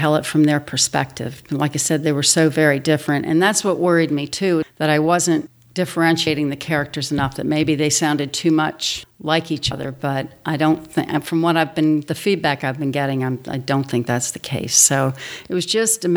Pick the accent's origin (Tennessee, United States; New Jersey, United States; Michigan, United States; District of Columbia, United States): District of Columbia, United States; Washington; moved away as an adult; also born or lived in West Virginia; growing up in Washington, D.C.